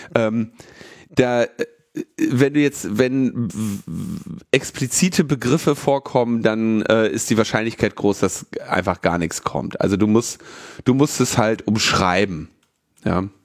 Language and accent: German; Berlin, Germany; Ich bin ja Berliner.